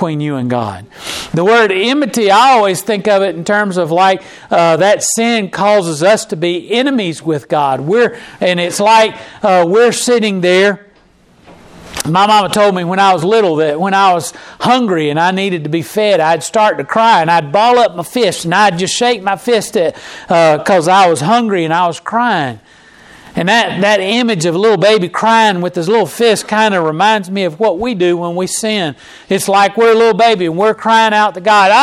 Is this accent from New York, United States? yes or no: no; Charlotte, North Carolina, United States; moved away; I grew up in North Carolina and in Charlotte